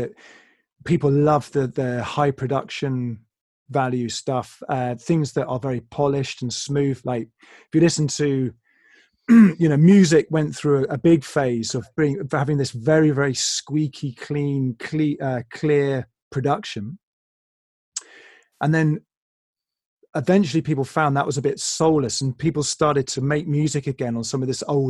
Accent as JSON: {"language": "English", "region": "England", "country": "United Kingdom", "said": "I'm English."}